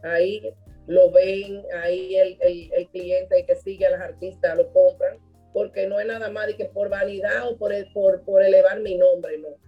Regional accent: Dominican Republic; mi papá era libanés, mi mamá dominicana, yo soy dominicana

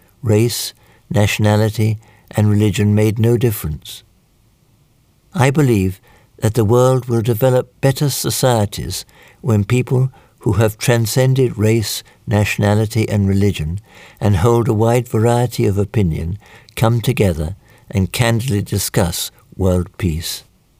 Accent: South Korea; now in Seoul, South Korea; In my hometown, I would climb a mountain and long for the sea. When I arrived in Seoul, I wanted to go to Japan.

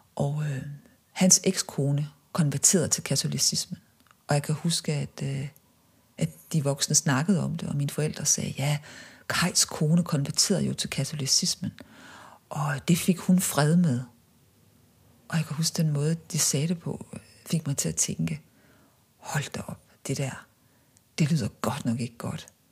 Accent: Viborg, Central Denmark Region, Denmark; moved away as an adult; da jeg voksede op i Viborg

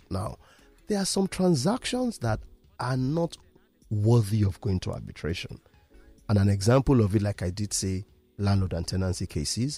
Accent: Ibadan, Oyo, Nigeria; now in Lagos, Nigeria; I am from Ibadan

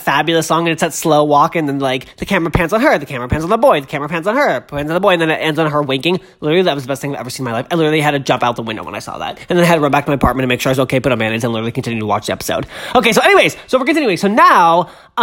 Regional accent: Massachusetts, United States; I'm from Massachusetts

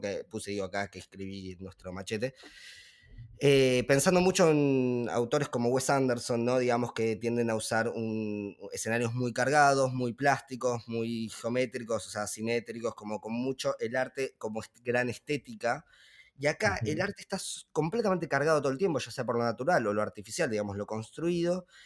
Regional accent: Argentina; nosotros siendo argentinos o de habla hispana

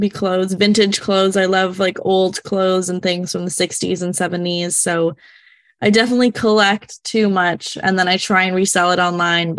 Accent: Canada; I'm from Canada

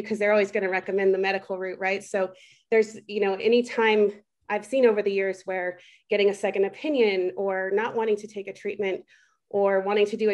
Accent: Delta, Colorado, United States; also born or lived in Italy; born and raised in Western Colorado, born in the little town of Delta.

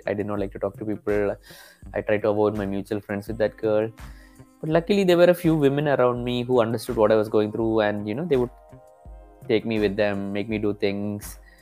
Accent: Kerala, India; am from the state called Kerala, which is in the southern tip of uh, India.

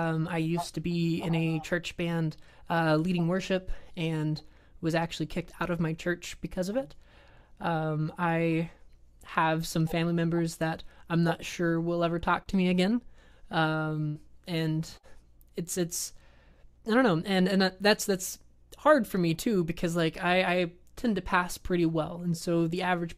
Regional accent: the South, United States; I grew up in the South

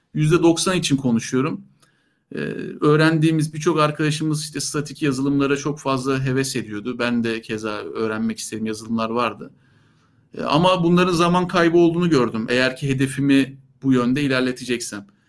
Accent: Istanbul, Turkey; ben e, İstanbul doğumluyum. Ee, doğma büyüme İstanbul'daydım

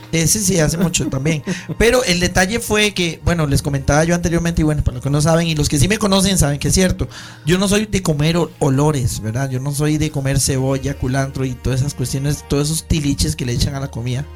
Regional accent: Costa Rica; soy oriundo de Atillo

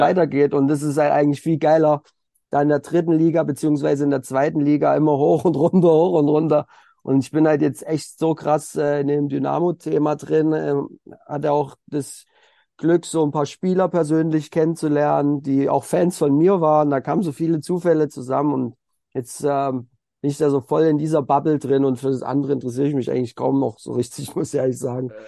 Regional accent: Elstra, Saxony, Germany; ich komme halt aus der Oberlausitz, das ist noch mal so ein bisschen außerhalb von Dresden, da bin ich geboren und da habe ich auch Fußball angefangen in einem kleinen Dorf, Grün-Weiß-Elstra

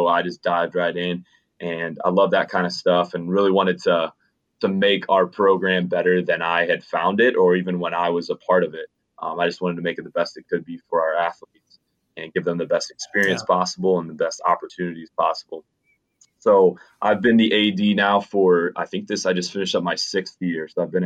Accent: Schaumburg, Illinois, United States; I grew up in the Chicagoland area, northwest suburbs of Chicago, and specifically Schaumburg, Illinois

